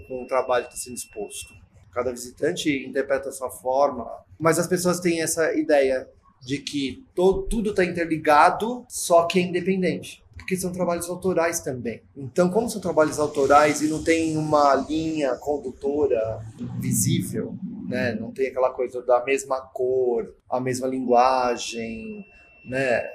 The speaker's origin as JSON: {"language": "Portuguese", "region": "São Paulo", "country": "Brazil", "said": "Eu sou paulistano, sou da Barra Funda"}